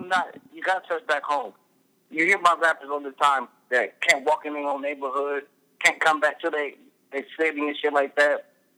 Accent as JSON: {"language": "English", "town": "Peoria", "region": "Illinois", "country": "United States", "tie": "born or raised there", "said": "Oh, man. I love Peoria, man. I don't care where I go, man. I've been all over the United States. I've even been abroad."}